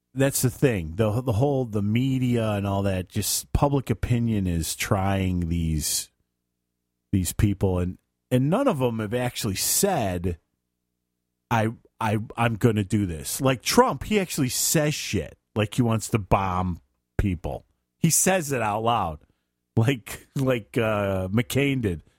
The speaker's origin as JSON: {"language": "English", "town": "Chicago", "region": "Illinois", "country": "United States", "said": "I'm from Chicago"}